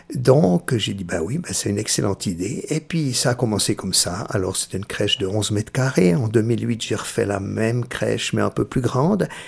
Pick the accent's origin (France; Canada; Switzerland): Switzerland; also born or lived in Perugia, Italy; je suis né euh, à Pérouse, c'est-à-dire tout près d'Assise, la, la, région de Saint-François d'Assise. Et euh, je suis venu tout suite tout de suite en Suisse, j'avais six mois. Et puis euh, j'ai été élevé